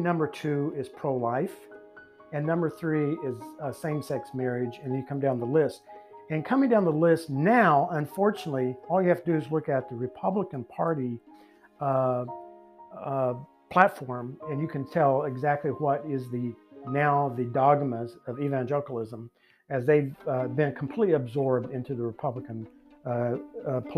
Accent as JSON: {"language": "English", "region": "the Bible Belt", "country": "United States", "tie": "born or raised there", "said": "I grew up in the Bible Belt"}